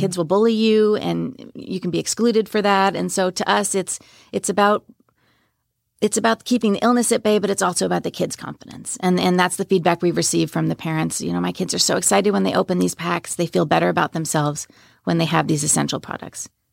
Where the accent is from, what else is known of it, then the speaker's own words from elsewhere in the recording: Long Island, New York, United States; also born or lived in Washington State; now in Frisco, United States; I grew up in New York on Long Island